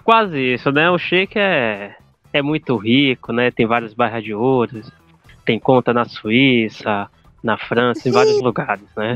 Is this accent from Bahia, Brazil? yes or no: yes; Salvador, Bahia, Brazil; Sou da, de Salvador, Bahia